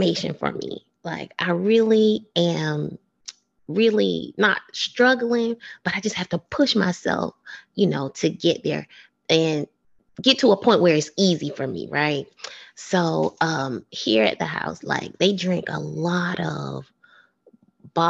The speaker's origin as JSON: {"language": "English", "town": "Jersey City", "region": "New Jersey", "country": "United States", "tie": "born or raised there", "also_born_or_lived": "Jacksonville, Florida", "moved": "yes", "lives_now": "Denver, United States", "said": "I was born in Jersey City, New Jersey. So up there in the summertime, they would turn like the fire hydrants on sometimes when it's a really hot day and the kids would play out in the street"}